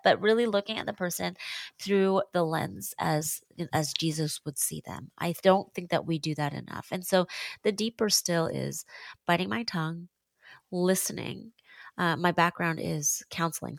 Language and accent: English; Seattle, Washington, United States; now in Washington, D.C., United States; I'm born and raised in Seattle